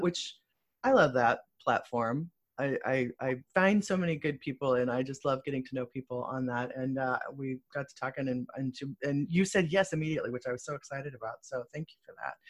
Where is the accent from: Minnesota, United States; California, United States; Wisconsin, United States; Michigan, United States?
Michigan, United States; Muskegon; I was born in Muskegon